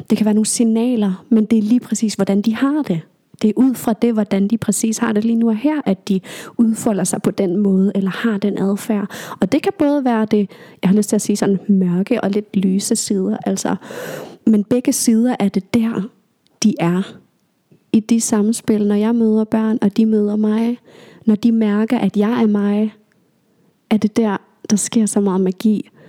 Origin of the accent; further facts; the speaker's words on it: Aalborg, North Denmark Region, Denmark; born there; also born or lived in Greenland; jeg er født i Aalborg, bare lige for at nævne det, og vi har været her i, eller i Aalborg i nogle år, og så flyttet tilbage til Grønland og så videre.